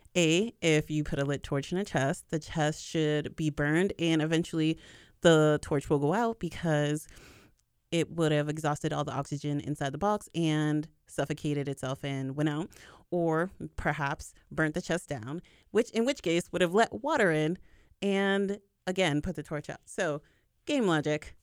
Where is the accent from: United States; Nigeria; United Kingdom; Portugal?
United States; I'm from America and not from, um, Quebec